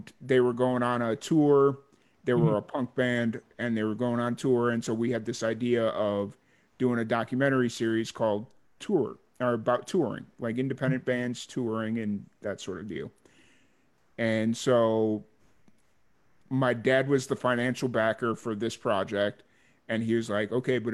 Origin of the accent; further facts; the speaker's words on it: Chicago, Illinois, United States; growing up in the South Side of Chicago